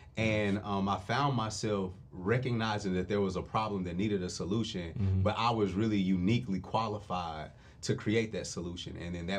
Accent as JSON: {"language": "English", "town": "Nashville", "region": "Tennessee", "country": "United States", "tie": "born or raised there", "said": "And I'm from North Nashville. It's a place where there's not a lot of money."}